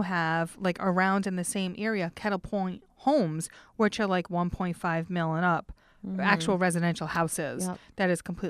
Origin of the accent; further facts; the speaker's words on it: North Providence, Rhode Island, United States; I have teased here. I'm from North Providence.